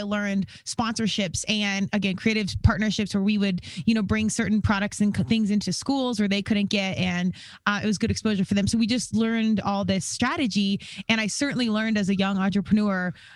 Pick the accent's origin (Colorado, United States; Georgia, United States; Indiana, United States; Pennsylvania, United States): Colorado, United States; Aurora; moved away as an adult; also born or lived in Virginia; I was from Denver, Colorado, Aurora, really